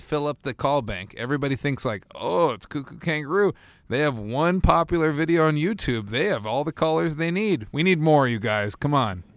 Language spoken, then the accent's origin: English; Bloomington, Minnesota, United States; also born or lived in Winona; Bloomington, Minnesota, my hometown.